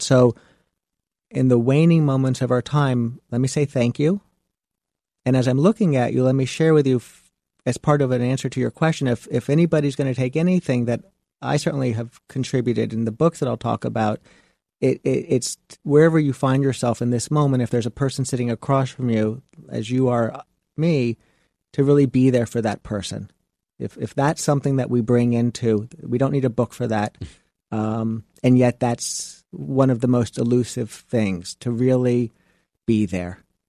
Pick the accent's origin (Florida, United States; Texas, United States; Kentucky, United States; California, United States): Florida, United States; Miami Beach; I come from South Beach